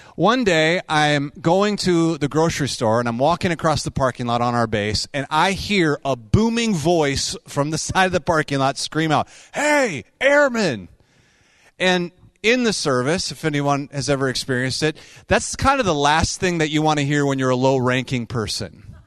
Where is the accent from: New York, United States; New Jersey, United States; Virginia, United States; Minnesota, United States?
Minnesota, United States; we hail from Minnesota